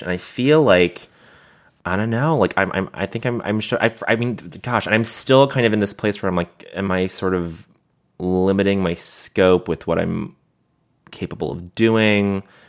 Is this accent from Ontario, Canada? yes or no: no; Montreal, Quebec, Canada; growing up in Montreal